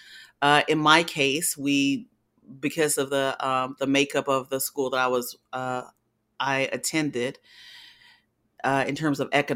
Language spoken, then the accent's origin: English; Spartanburg, South Carolina, United States; I am born and raised in Spartanburg, South Carolina